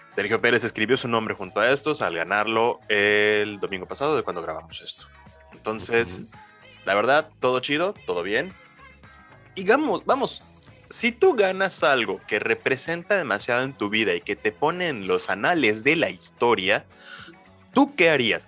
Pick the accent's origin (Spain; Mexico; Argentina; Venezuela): Mexico; Somos mexicanos